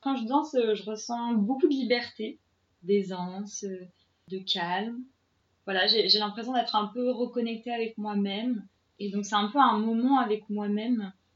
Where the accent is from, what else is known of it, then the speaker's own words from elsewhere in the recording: Paris, Île-de-France, France; je suis parisienne